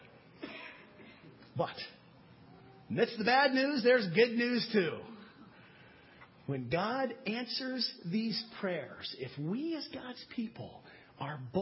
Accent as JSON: {"language": "English", "country": "United States", "said": "as American Christians, and that's what we are"}